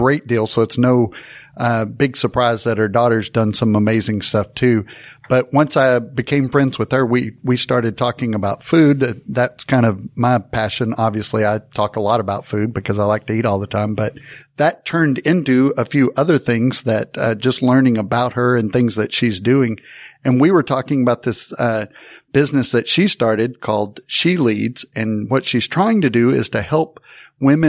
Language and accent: English; Texas, United States; We're from Texas